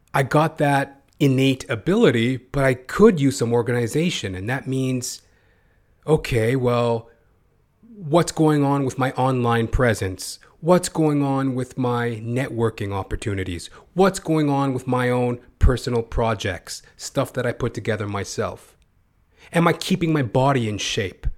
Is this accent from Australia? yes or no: no; Canada; as a Canadian